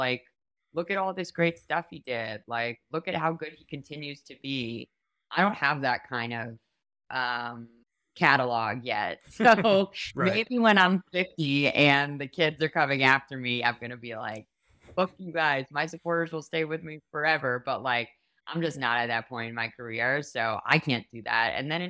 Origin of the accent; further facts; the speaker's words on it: New York, United States; Like, growing up in New York, I did not have friends who then went off to serve.